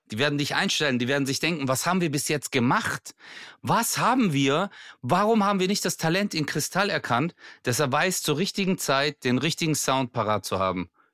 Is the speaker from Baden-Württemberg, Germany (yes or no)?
yes; Bad Urach, Baden-Württemberg, Germany; meine Heimat, Bad Urach